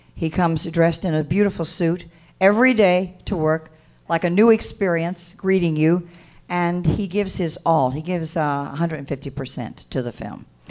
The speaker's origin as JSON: {"language": "English", "region": "Mississippi", "country": "United States", "said": "I said, Mississippi"}